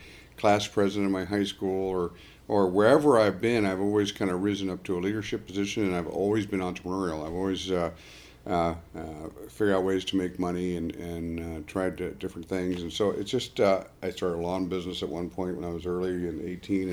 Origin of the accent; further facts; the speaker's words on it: Arlington, United States; I grew up in Arlington, and Arlington's a very affluent community.